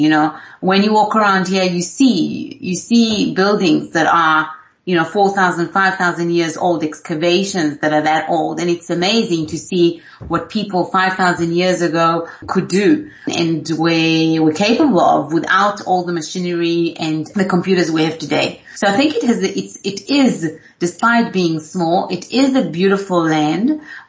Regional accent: South Africa; moved away; When I came over here from South Africa, people kept on saying to me, why are you smiling so much?

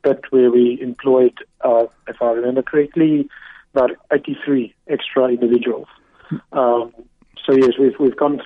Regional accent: Eastern Cape, South Africa; We, as a family, we are from the Eastern Cape, and yes, that's the region we know, and that's where we are comfortable with living

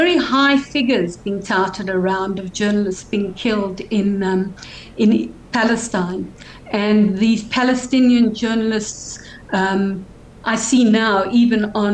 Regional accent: Cape Town, Western Cape, South Africa; growing up in Sea Point

